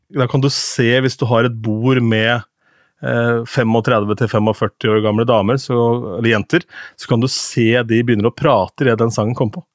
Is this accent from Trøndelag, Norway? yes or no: no; Askim, Østfold, Norway; moved away; da drev jeg med TV på Ung TV hjemme i Askim